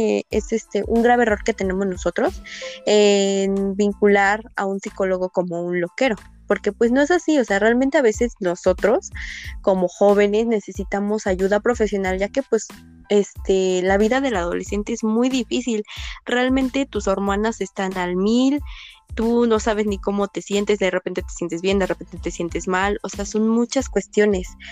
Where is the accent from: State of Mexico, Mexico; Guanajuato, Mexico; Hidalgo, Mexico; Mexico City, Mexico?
Hidalgo, Mexico; Pachuca; yo soy de Pachuca